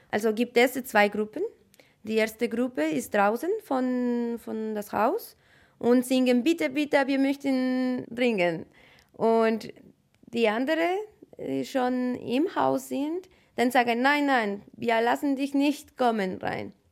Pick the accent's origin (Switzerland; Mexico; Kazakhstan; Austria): Mexico; German is a second language; moved away as an adult; now in Germany; ich komme aus Mexiko. Ich bin in Deutschland seit zweieinhalb Jahren und bleibe ich noch hier länger, für ein paar Jahre mehr.